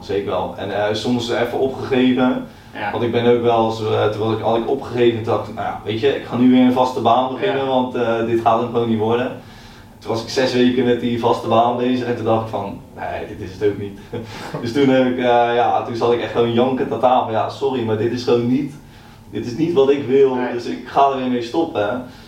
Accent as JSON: {"language": "Dutch", "town": "Naaldwijk", "region": "South Holland", "country": "Netherlands", "tie": "born or raised there", "said": "ik ben heel opgegroeid in uh, Naaldwijk, eh, tussen de kassen."}